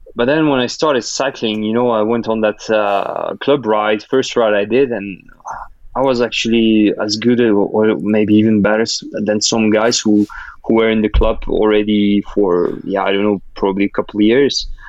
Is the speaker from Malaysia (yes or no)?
no; France; first language Russian; English is a second language; my sister, we both grew up in France and went to school in France